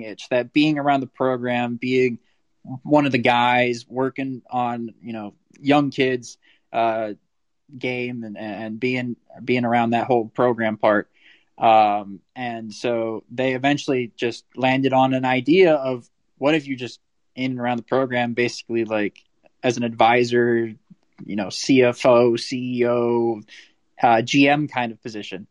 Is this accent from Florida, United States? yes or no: yes; South Florida, United States; I'm from South Florida, so everybody here's a Dolphins fan